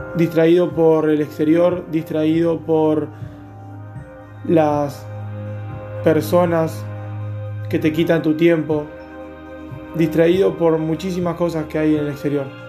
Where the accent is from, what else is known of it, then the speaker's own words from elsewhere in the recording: Buenos Aires, Argentina; Soy de Buenos Aires, Argentina